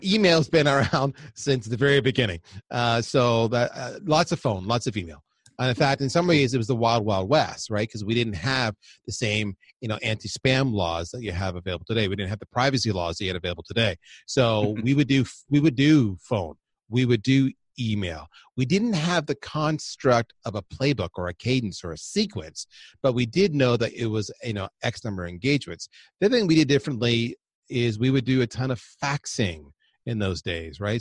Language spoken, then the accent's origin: English; Windsor, Ontario, Canada; also born or lived in Toronto, Canada; I grew up on the U S A, uh, Canadian border of Windsor and Detroit.